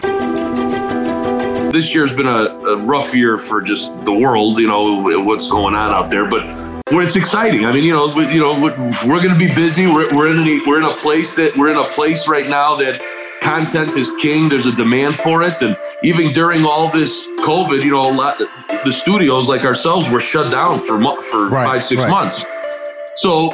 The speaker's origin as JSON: {"language": "English", "town": "Chicago", "region": "Illinois", "country": "United States", "tie": "born or raised there", "said": "I was born and raised in Chicago"}